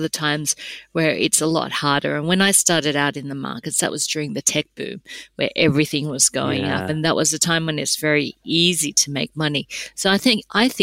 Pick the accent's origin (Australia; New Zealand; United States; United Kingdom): Australia; my background's Korean, but I was born in Australia, so my Korean's terrible